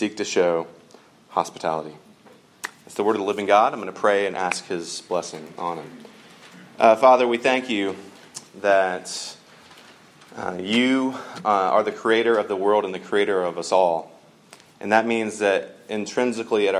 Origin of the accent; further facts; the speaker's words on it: Georgia, United States; I grew up in Georgia